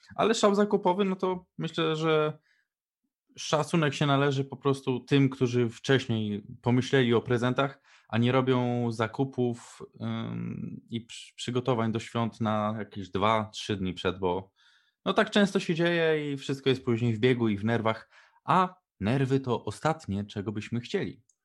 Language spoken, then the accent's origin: Polish; Poland; się wychowaliśmy w Polsce